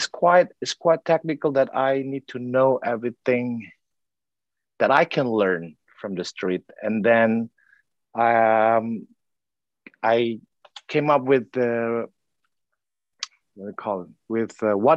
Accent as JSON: {"language": "English", "region": "South Sumatra", "country": "Indonesia", "tie": "born or raised there", "said": "I was born in South Sumatra, Indonesia"}